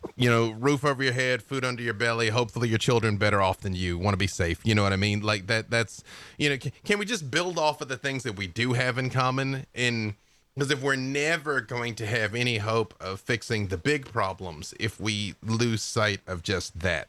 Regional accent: Arkansas, United States; I'm from Arkansas

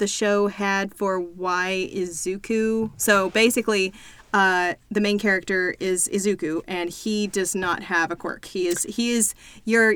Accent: the South, United States; I'm from the South

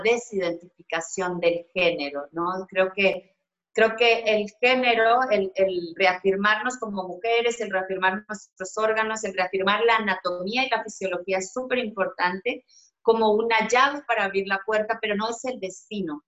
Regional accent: Colombia; yo soy una mujer colombiana

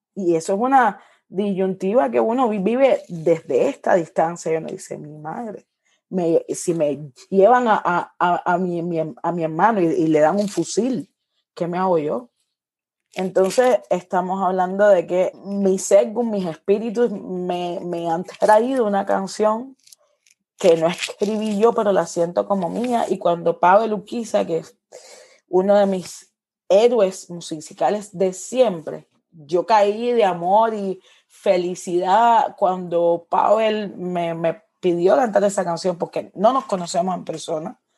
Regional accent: Cuba; moved away as an adult; representante de mi música y de mi tierra

